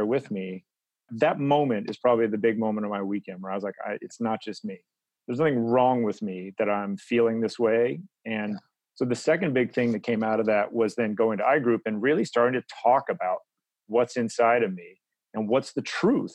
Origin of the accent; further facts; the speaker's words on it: Midwest, United States; now in Oakland, United States; my background in a general way is I'm from the Midwest